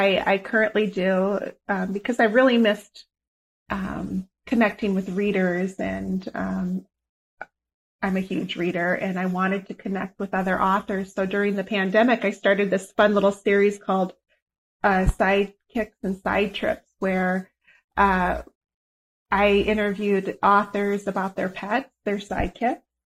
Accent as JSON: {"language": "English", "region": "Iowa", "country": "United States", "tie": "born or raised there", "said": "I grew up in Iowa. I was 12 years old"}